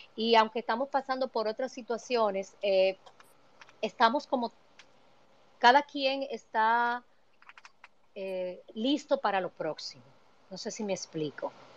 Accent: Dominican Republic; moved away as an adult; now in New York, United States; yo vine exiliada económicamente de República Dominicana

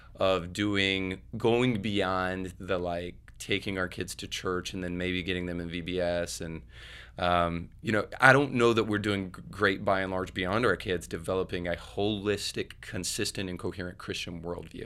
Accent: Northern Florida, United States; now in Tennessee, United States; I grew up in Northern Florida, which is basically, like, Lower Alabama

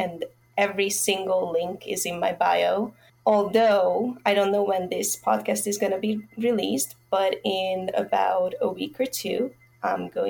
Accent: Budapest, Hungary; I'm from Hungary

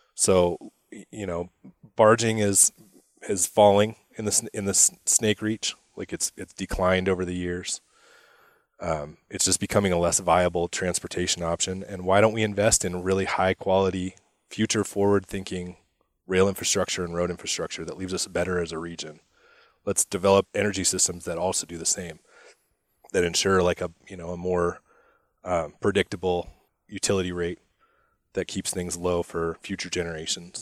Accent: Spokane, Washington, United States; I grew up in Spokane, uh, you know, care a lot about Eastern Washington.

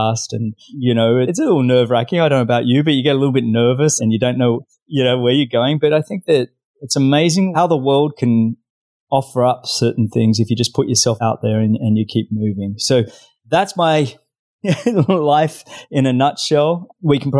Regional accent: Australia; accent: Australian; moved away as an adult; now in South Florida, United States; I'm originally Australian, as you can probably tell by my accent. Now living in South Florida

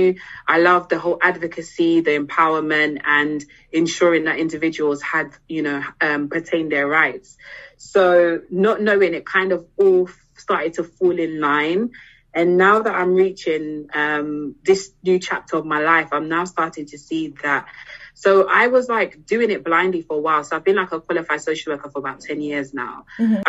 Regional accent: DR Congo; now in London, United Kingdom; So I'm originally from the Democratic Republic of Congo, so which is DRC Congo in Central Africa. But I live in London, probably hence why the accent as well.

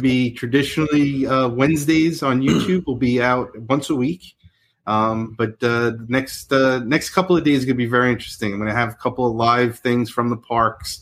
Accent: New York, United States; now in Florida, United States; I'm originally from New York

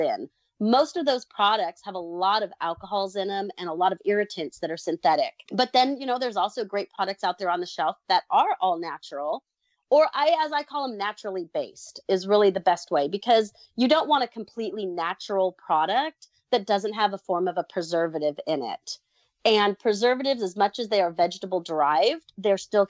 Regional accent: Southern California, United States; also born or lived in Texas; now in Missouri, United States; I grew up in Southern California.

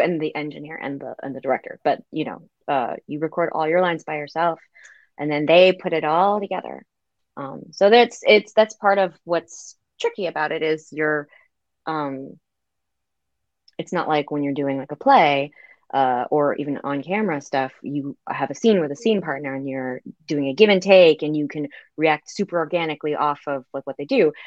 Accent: United States; I, as an American

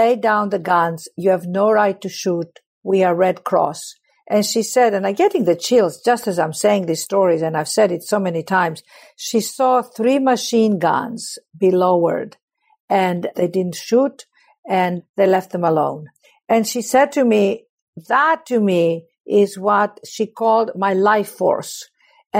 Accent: Athens, Attica, Greece; I was born in Athens, Greece

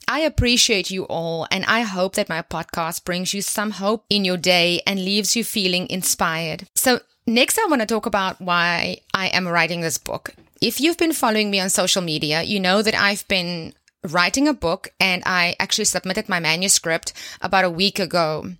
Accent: South Africa; my home country right here in South Africa

